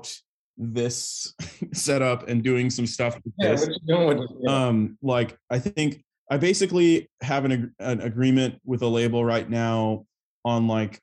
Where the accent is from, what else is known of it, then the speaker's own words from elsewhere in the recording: Buda, Texas, United States; now in New York, United States; I'm originally from Buda, Texas, which is a little town just outside of Austin, in sort of the Texas Hill Country